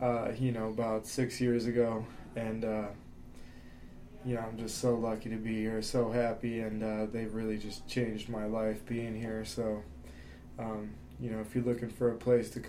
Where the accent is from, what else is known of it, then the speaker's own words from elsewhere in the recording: Pueblo, Colorado, United States; that's my hometown